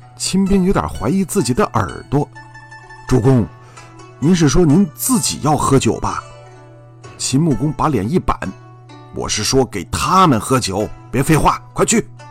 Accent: China; 我们中国人

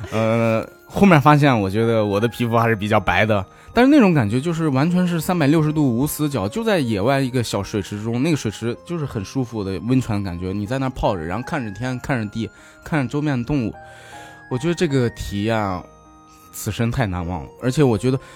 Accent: Shanxi, China; 我家是山西的，河对面就是陕北，所以我们跟陕北的话呀，或者跟这些回族话呀什么，其实是有相通的地方的

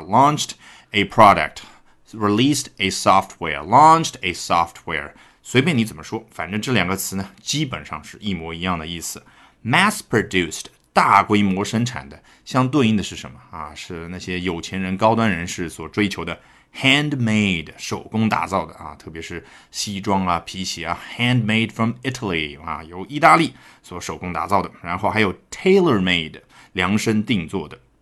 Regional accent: China; 我们中国人俗称的叉五

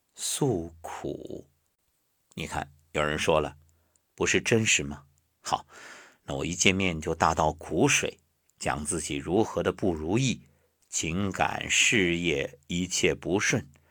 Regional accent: China; 我是中国人，我骄傲

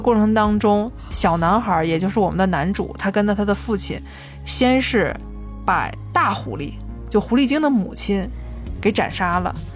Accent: China; 我们中国人

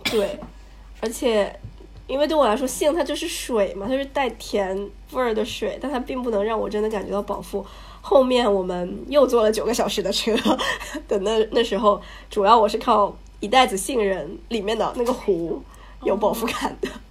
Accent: China; 我是中国人

